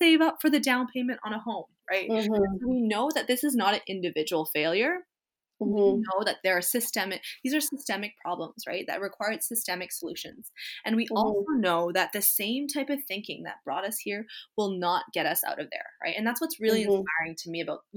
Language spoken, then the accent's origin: English; British Columbia, Canada; us as British Columbians